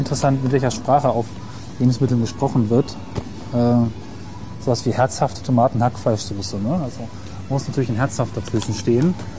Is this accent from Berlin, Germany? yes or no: no; Rinteln, Lower Saxony, Germany; bei uns in Rundfeld, wo ich herkomme, mhm. sitzt Wesergold